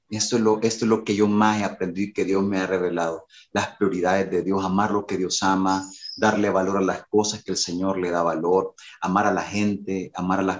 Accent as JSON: {"language": "Spanish", "region": "Durango", "country": "Mexico", "said": "Cuando yo vine de Durango, a veces los ex Durango tenemos como mucha musicalidad y queremos llegar a revolucionar la musicalidad en la iglesia."}